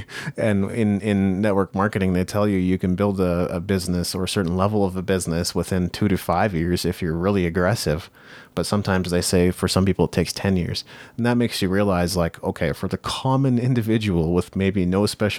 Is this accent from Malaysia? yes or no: no; Japan; I grew up in Japan.